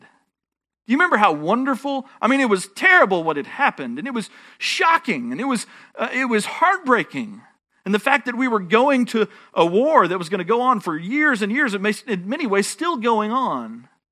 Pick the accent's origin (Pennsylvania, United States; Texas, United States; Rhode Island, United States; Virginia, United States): Texas, United States; I'm a Texan